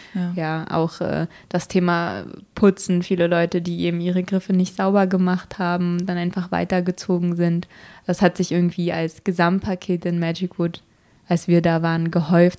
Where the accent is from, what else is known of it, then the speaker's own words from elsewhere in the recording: Berlin, Germany; als Berliner